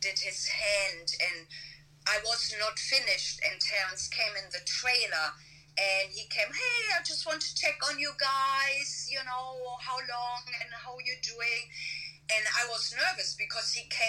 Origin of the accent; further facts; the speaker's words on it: Germany; moved away as an adult; now in Burbank, United States; even though I live in the US, but I'm from Germany, and I still have a residency in Germany